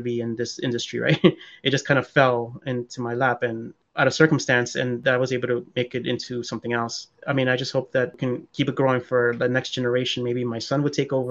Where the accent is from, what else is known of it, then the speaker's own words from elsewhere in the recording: New York City, New York, United States; I have my best friend who I grew up with back in Queens, like as a kid